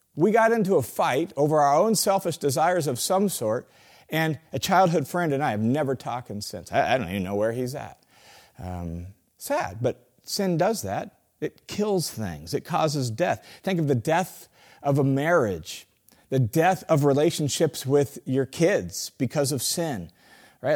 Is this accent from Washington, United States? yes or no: yes; Tacoma, Washington, United States; I grew up in Tacoma, Washington